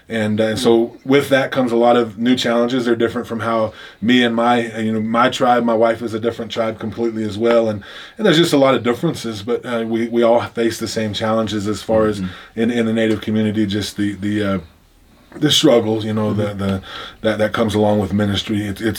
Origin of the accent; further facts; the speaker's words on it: Oklahoma, United States; I come from the Pawnee tribe of Oklahoma. That's the tribe I'm enrolled in.